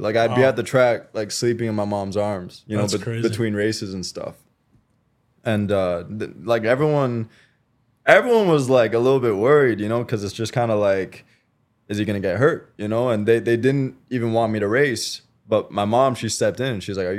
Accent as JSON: {"language": "English", "region": "British Columbia", "country": "Canada", "tie": "born or raised there", "also_born_or_lived": "Quebec, Canada", "said": "I'm a bit of a military brat."}